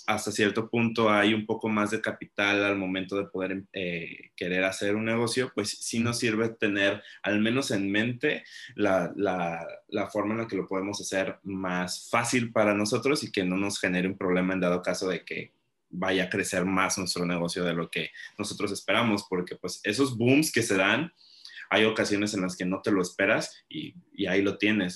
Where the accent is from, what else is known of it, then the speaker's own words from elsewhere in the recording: Mexico; nosotros como mexicanos